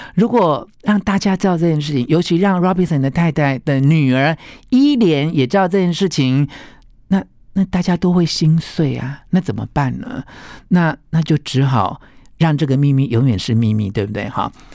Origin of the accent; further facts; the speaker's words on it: Taiwan; 我来自台湾